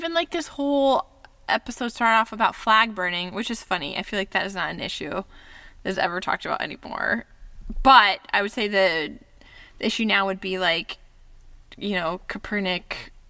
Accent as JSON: {"language": "English", "country": "United States", "tie": "born or raised there", "said": "what does it mean to be born white, middle class in America"}